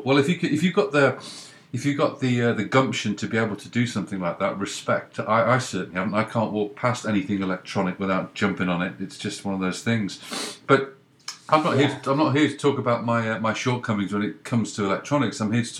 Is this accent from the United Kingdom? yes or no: yes; England, United Kingdom; now in Canada; I'm in Canada, but I'm English